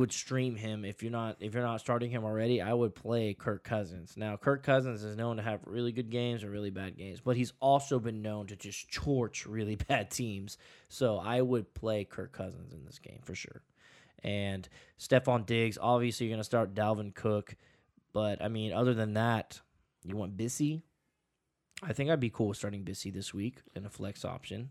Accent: Houston, Texas, United States; now in San Antonio, United States; we are from Houston. And we live in San Antonio

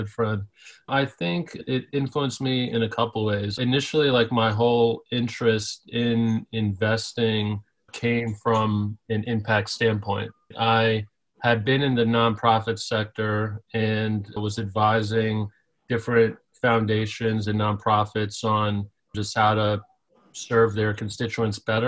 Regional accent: New York City, New York, United States; I grew up in Staten Island, New York, which I like to say is the forgotten borough of New York City

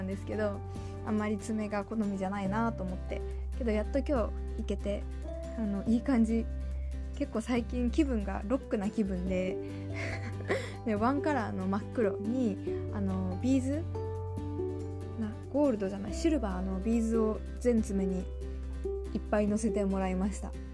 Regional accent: Sapporo, Hokkaido, Japan; moved away as an adult; also born or lived in Hiroshima; 私あの生まれも育ちも札幌なんですけど広島に大学時代行っておりまして

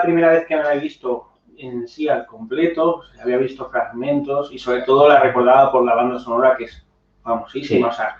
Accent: Spain; born or raised there

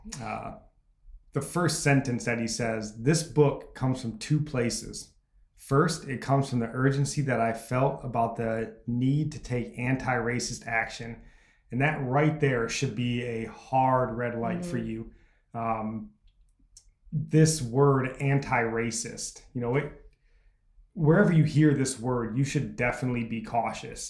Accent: United States; as an American.

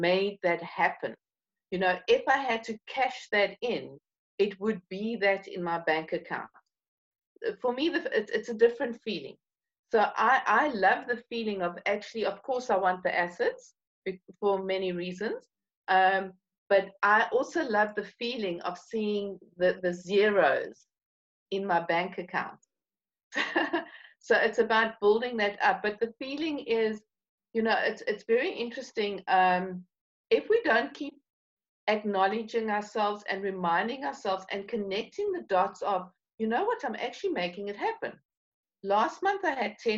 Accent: South Africa; being South African

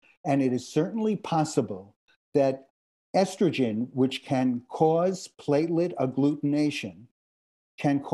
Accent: New York, United States; also born or lived in Boston; now in Los Angeles, United States; I'm from New York originally.

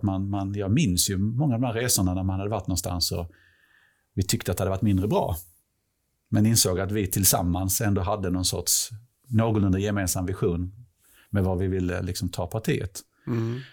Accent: Helsingborg, Skåne, Sweden; jag är typ 50, jag är från Helsingborg

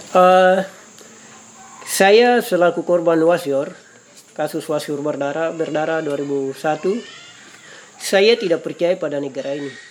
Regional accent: Papua, Indonesia; kami orang Papua

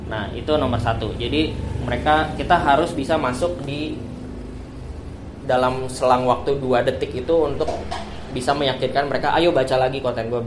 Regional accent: Bekasi, West Java, Indonesia; pilkada kemarin di Jawa Barat gue orang Bekasi.

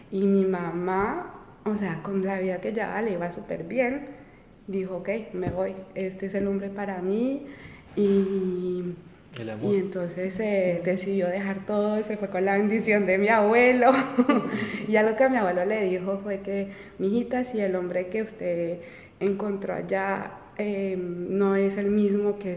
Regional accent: Colombia; español es mi idioma materno. Y eso fue una época, aunque mis papás no querían regresar a Colombia en ese momento, era como en los años 92, pues imagínate la situación política mm. ahí, Pablo Escobar, full, las bombas en Bogotá

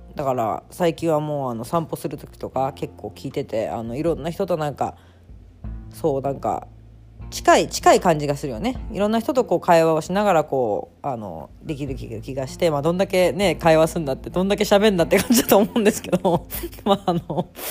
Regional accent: Tokyo, Japan; also born or lived in Yokohama, Kanagawa; now in Osaka, Japan; 本当生まれもあの、横浜で、学校ずっと東京だったんですけど

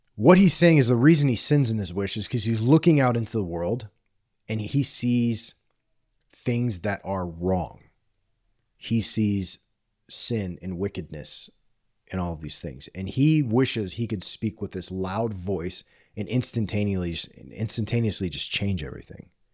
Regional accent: Corpus Christi, Texas, United States; I grew up on the Gulf Coast of Southern Texas in the eighties and nineties

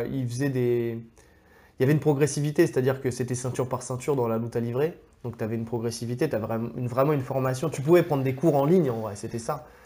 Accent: France; on est français

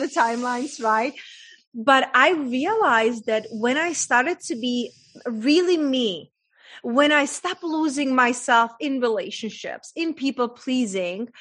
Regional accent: Czechia; English is a second language; moved away; I was raised in a very small town in Czech Republic, hence that's my accent from

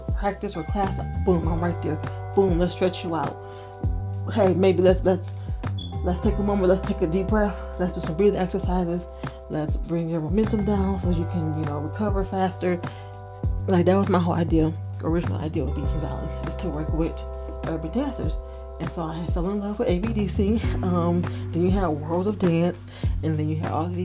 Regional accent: Detroit, Michigan, United States; moved away as an adult; also born or lived in Los Angeles, California; I am from Detroit

